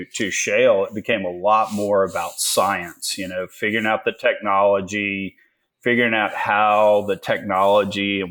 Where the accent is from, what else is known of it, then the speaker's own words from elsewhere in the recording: Richmond, Texas, United States; I grew up in small town Richmond, Texas